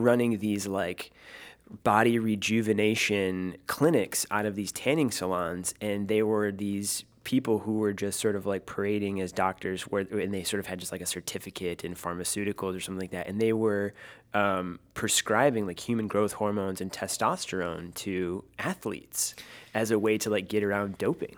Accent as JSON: {"language": "English", "region": "Michigan", "country": "United States", "tie": "born or raised there", "said": "I grew up in Michigan, uh, small town"}